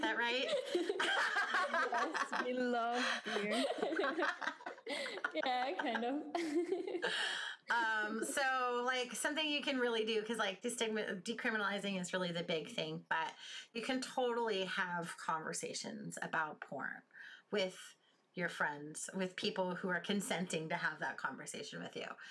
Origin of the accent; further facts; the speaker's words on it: United States; I'm from the United States.